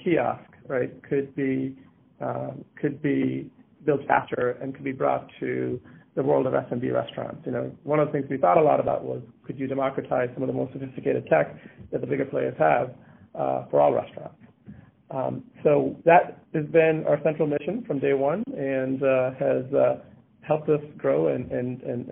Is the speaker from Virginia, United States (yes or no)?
no; Rochester, New York, United States; moved away as an adult; also born or lived in Massachusetts; I grew up in Rochester, New York, and moved to Massachusetts in 2001 for college